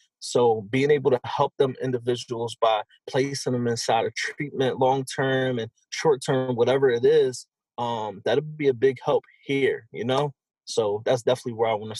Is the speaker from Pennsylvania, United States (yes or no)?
yes; Philadelphia, Pennsylvania, United States; I'm from Philadelphia, still currently live in Philadelphia